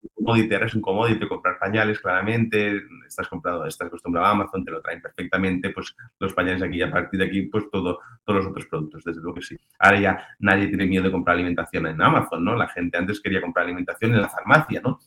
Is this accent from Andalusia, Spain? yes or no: no; Sant Joan de Vilatorrada, Catalonia, Spain; yo soy de San Juan del Vallés